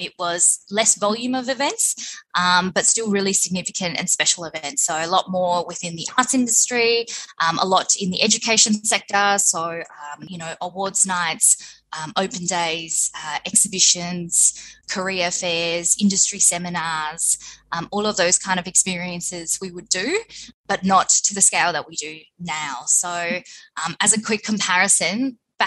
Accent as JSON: {"language": "English", "town": "Footscray", "region": "Victoria", "country": "Australia", "tie": "born or raised there", "said": "I grew up in Footscray. I'm a Footscray Westie girl"}